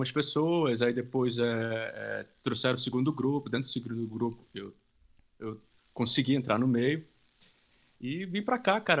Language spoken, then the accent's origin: Portuguese; Laranjal do Jari, Amapá, Brazil; also born or lived in Monte Dourado, Pará; numa cidadezinha que fica entre o estado do Pará e o Amapá, chamada Laranjal do Jari. Nasci no Monte Dourado, mas fui criado em Laranjal do Jari.